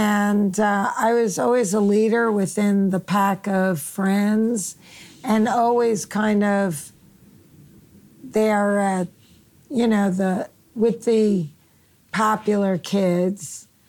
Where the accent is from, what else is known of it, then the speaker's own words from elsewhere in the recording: Queens, New York, United States; Back in Queens, I didn't really dress like the other kids.